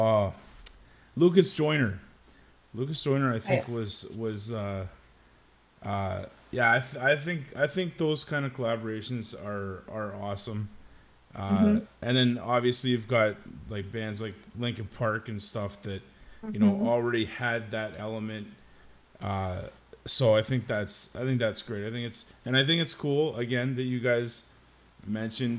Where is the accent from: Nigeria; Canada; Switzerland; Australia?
Canada; Oshawa, Ontario; Oshawa, Ontario